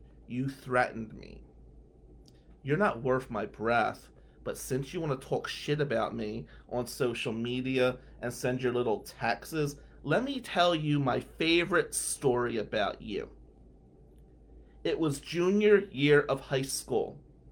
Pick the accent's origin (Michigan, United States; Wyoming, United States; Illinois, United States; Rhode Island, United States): Michigan, United States; Owosso; I'm from fucking Ducktown, right? I am from 109 North Willow Avenue. And as you know, being small and being white in goddamn Ducktown in the 90s